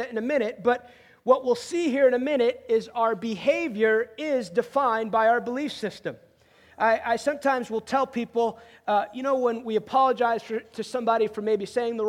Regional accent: outside New York City, United States; moved away; I grew up outside New York City

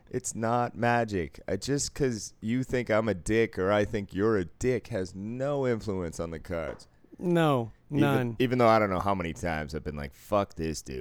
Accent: Boston, Massachusetts, United States; I was saying from Boston, where we invented bribery in this country

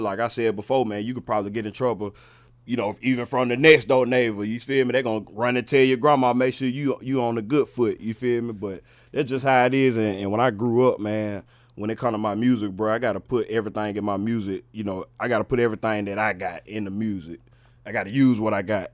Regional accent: Charlotte, North Carolina, United States; I'm a I'm a, a West Mecklenburg baby

